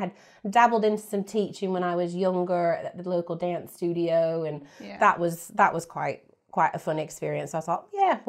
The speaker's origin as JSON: {"language": "English", "region": "Florida", "country": "United States", "tie": "born or raised there", "said": "So obviously I grew up in America. I grew up in Florida, in South Florida, mm-hmm. very hot and sunny."}